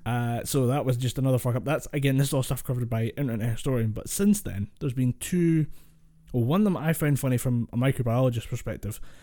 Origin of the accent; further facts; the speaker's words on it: Scotland, United Kingdom; Scots do that. We do have to water down our accent. I water the I water mine down way further